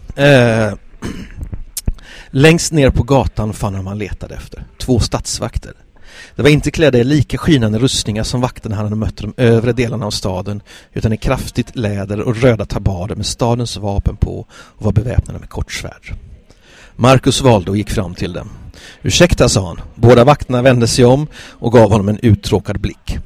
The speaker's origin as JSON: {"language": "Swedish", "town": "Gothenburg", "region": "Västra Götaland", "country": "Sweden", "tie": "born or raised there", "said": "jag är göteborgare, eh, av födsel och, eh, vana"}